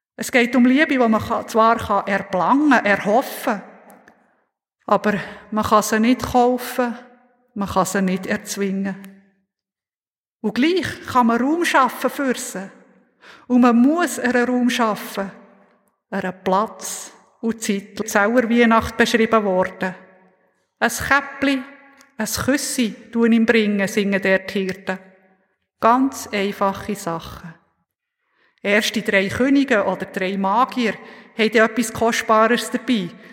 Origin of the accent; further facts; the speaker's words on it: Oppligen, Bern, Switzerland; Oppigen, wo ich aufgewachsen bin, dort fährt kein Zug